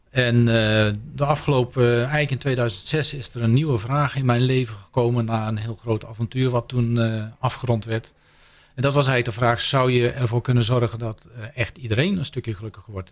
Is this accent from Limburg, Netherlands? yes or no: no; North Brabant, Netherlands; ik kom uit Brabant